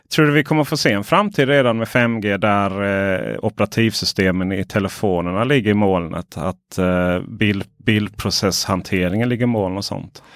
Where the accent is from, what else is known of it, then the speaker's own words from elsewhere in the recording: Ronneby, Blekinge, Sweden; moved away; hem till mitt, eh, där jag växte upp, eh, Blekinge, Ronneby.